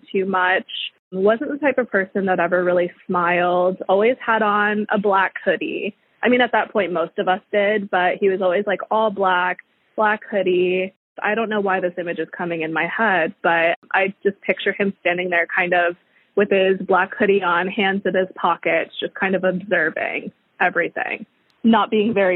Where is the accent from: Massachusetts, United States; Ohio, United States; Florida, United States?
Florida, United States; Port St. Lucie; born or raised there